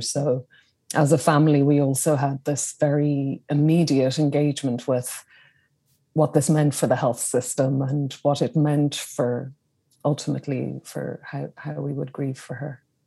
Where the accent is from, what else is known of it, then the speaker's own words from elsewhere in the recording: Dublin, Leinster, Ireland; I was born in Dublin in Ireland, in the capital city